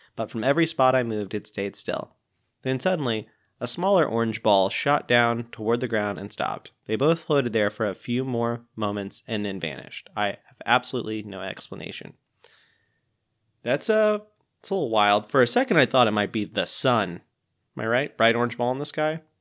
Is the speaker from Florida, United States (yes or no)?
yes; Pensacola, Florida, United States; my hometown of Pensacola, Florida